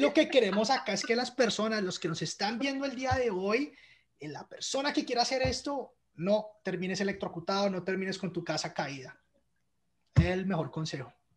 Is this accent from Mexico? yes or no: no; Colombia; moved away as an adult; now in Canada; cuando estaba creciendo en Colombia